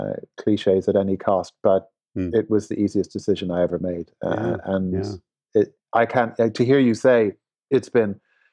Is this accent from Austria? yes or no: no; Dublin, Leinster, Ireland; born there; as an Irishman, I'm very proud to be Irish and to have my first CEO role based in Dublin, the town of my birth, was very special.